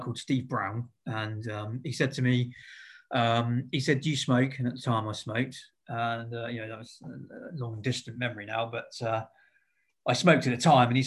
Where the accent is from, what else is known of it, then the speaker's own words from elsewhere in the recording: Eastleigh, South East England, United Kingdom; also born or lived in Southampton; I grew up around Eastleigh. Pretty local.